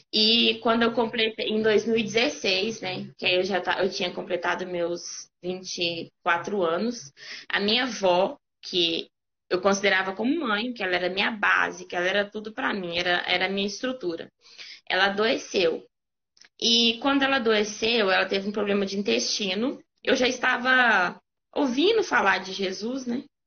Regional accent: Caeté, Minas Gerais, Brazil; eu sou de Caeté, né, o interior

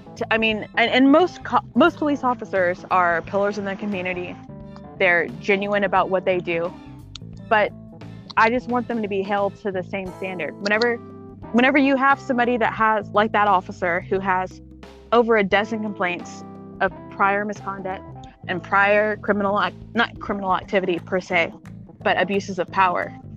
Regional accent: Texas, United States; I'm from Texas

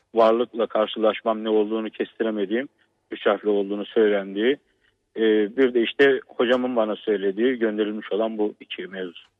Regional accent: Trabzon, Turkey; aslen Trabzonluyum.

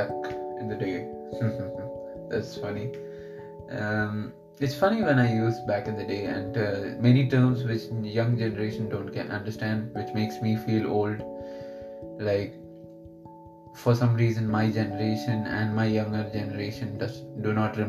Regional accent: Kerala, India; first language Malayalam; English is a second language; also born or lived in United Arab Emirates; I'll use a lot of Malayalam terms, which is my mother tongue

